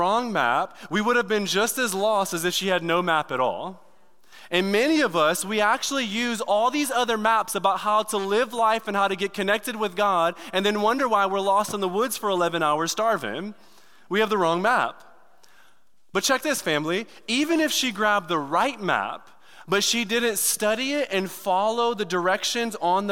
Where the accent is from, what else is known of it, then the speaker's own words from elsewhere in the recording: Detroit, Michigan, United States; moved away; I'm from Detroit. Like the hood